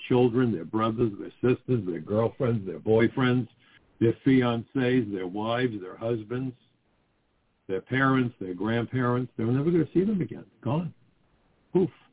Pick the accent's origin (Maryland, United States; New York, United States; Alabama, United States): New York, United States; New York City; I'm a New Yorker